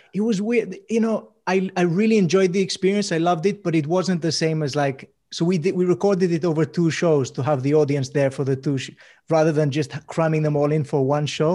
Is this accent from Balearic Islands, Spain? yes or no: yes; Mallorca, Balearic Islands, Spain; moved away; also born or lived in Swansea; I grew up in Mallorca